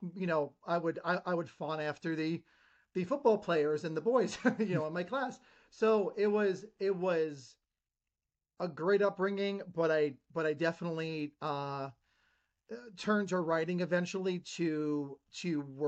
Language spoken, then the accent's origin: English; Ridgewood, New Jersey, United States; moved away as an adult; So I grew up in Ridgewood, New Jersey. I lived there over 25 years. It was a bougie town.